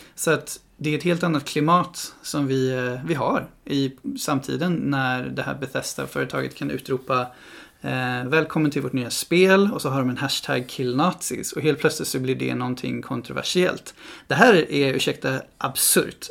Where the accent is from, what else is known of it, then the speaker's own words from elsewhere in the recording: Stockholm, Stockholm County, Sweden; now in Gothenburg, Sweden; Jag är själv ifrån Stockholm